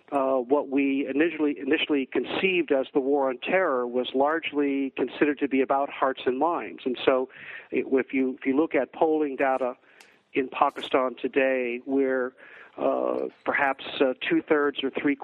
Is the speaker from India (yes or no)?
no; Massachusetts, United States; I am from Red Sox Nation, yes.